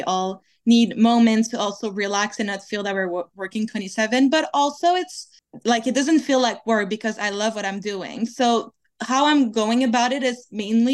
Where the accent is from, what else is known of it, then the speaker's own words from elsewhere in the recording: Quebec, Canada; first language French; English is a second language; now in Los Angeles, United States; I'm from Quebec in Canada